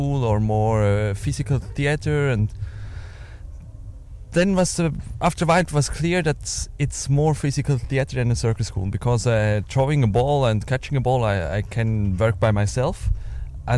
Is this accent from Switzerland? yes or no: yes; Switzerland; I was born in a small village in Switzerland